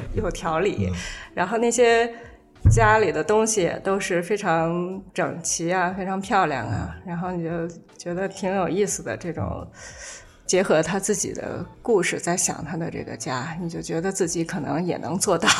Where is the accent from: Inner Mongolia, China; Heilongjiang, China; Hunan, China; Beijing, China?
Beijing, China; Shichahai; 我小时候在什刹海边儿跑的时候